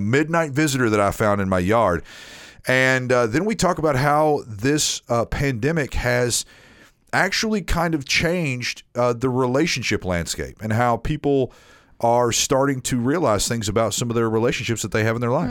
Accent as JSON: {"language": "English", "town": "Nashville", "region": "Tennessee", "country": "United States", "tie": "born or raised there"}